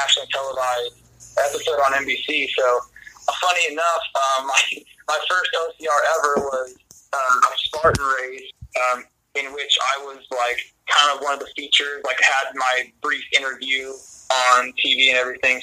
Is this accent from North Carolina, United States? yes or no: no; Hastings, Nebraska, United States; now in Portland, United States; So I grew up in Nebraska, south central part of the state, town called Hastings.